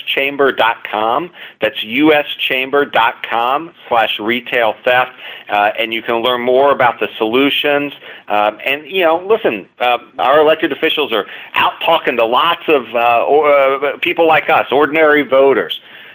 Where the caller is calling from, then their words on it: Washington, District of Columbia, United States; I'm joining you from Washington, D.C., got a big train station a couple blocks from the Capitol.